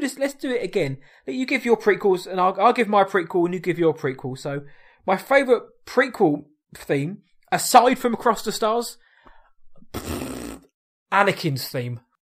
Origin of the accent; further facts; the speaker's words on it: United Kingdom; we are British